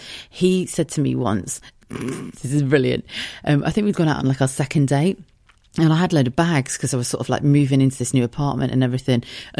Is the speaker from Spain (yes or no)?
no; South of England, United Kingdom; also born or lived in United States; Well, I suppose I grew up in the South, but I've lived pretty much everywhere.